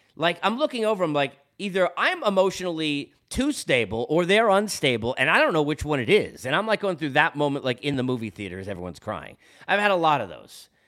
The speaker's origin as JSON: {"language": "English", "region": "New York", "country": "United States", "tie": "born or raised there", "said": "being in New York and growing up in New York my whole life"}